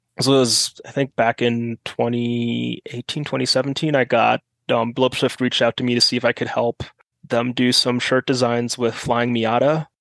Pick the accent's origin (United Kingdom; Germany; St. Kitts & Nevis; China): Germany; first language German; English is a second language; also born or lived in South Carolina, United States; now in Flagstaff, United States; growing up in Germany, we moved to South Carolina for a couple of years